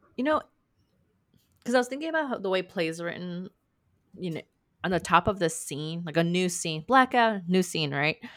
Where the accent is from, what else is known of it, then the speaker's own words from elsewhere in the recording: California, United States; I'm from California